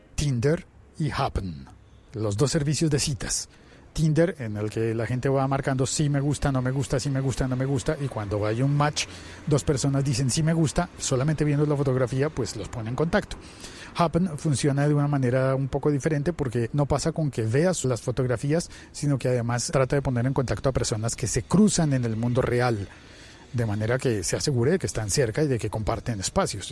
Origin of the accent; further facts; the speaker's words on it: Colombia; en mi país, en Colombia